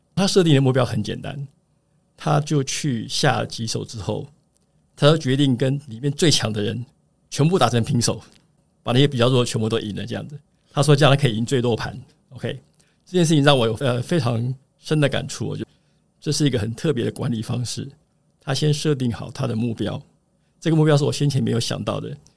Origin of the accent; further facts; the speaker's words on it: Taiwan; moved away as an adult; also born or lived in United States; 那后来我选择的就是回到台湾来